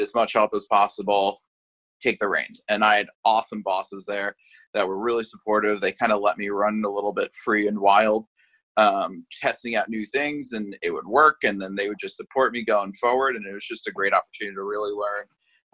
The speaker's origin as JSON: {"language": "English", "town": "Hewlett", "region": "New York", "country": "United States", "tie": "born or raised there", "also_born_or_lived": "Indianapolis", "moved": "as an adult", "lives_now": "Los Angeles, United States", "said": "I grew up in Hewlett, New York, which is in Long Island"}